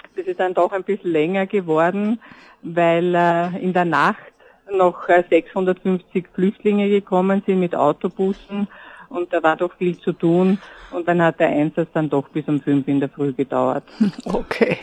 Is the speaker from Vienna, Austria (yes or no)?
yes; Vienna, Austria; ich bin Wienerin